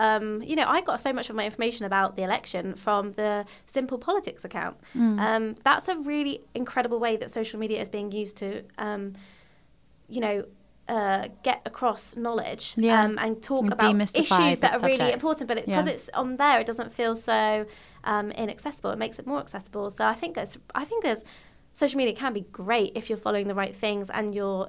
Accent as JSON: {"language": "English", "country": "United Kingdom", "said": "being British, we like to suppress and don't like to acknowledge our emotions"}